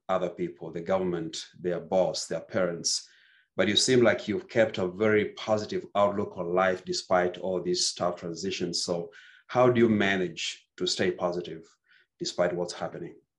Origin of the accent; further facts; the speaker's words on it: Nigeria; English is a second language; moved away as an adult; now in Kansas City, United States; growing up in Nigeria, I grew up in one of the poorest towns in Nigeria.